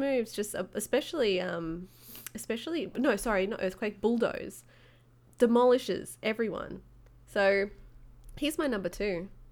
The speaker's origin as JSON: {"language": "English", "country": "Australia", "said": "being Australian"}